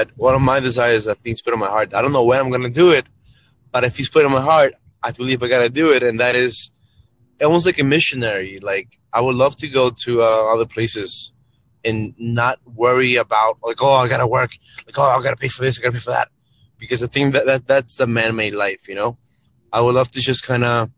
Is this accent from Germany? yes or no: no; Peru; now in New York, United States; I currently live in New York, but I was born in Peru.